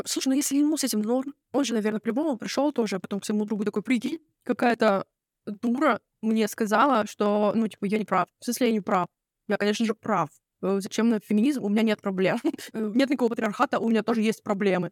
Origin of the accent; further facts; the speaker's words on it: near Novosibirsk, Novosibirsk Oblast, Russia; я родилась э, в под Новосибирском